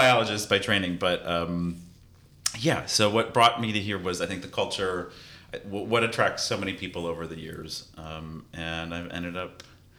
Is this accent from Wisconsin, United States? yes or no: yes; Wisconsin, United States; moved away as an adult; also born or lived in Minneapolis, Minnesota; now in San Francisco, United States; I was from the Midwest originally, grew up in Wisconsin.